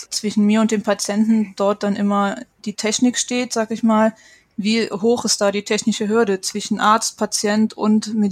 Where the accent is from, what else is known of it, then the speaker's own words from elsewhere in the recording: Saarland, Germany; auch gerne ins Saarland, das ist ja sehr ländlich geprägt. Ich komme auch aus der Gegend